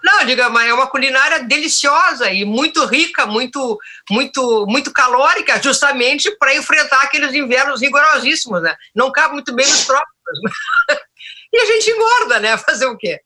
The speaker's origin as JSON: {"language": "Portuguese", "town": "Porto Alegre", "region": "Rio Grande do Sul", "country": "Brazil", "tie": "born or raised there", "said": "Nascida e criada no Bonfim"}